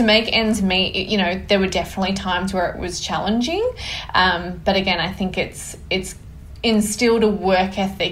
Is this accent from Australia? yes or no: yes; New South Wales Central Coast, Australia; I grew up on the New South Wales Central Coast, so it's halfway between Sydney and Newcastle